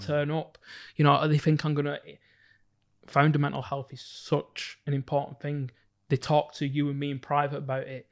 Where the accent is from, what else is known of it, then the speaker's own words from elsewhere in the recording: Bolton, North West England, United Kingdom; growing up in Bolton's very, very small black community